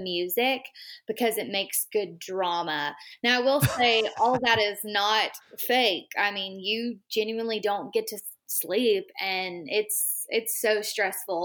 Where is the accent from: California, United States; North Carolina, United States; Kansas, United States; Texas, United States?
Texas, United States; I'm from Texas. So I had quite a bit of a hike from my little small town